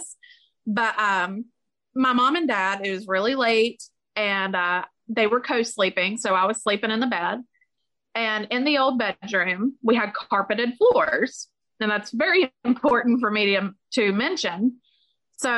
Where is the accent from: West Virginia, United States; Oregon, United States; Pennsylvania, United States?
West Virginia, United States; we're from West Virginia